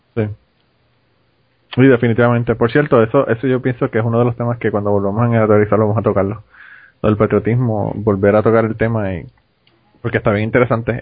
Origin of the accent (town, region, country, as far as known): Puerto Rico; now in United States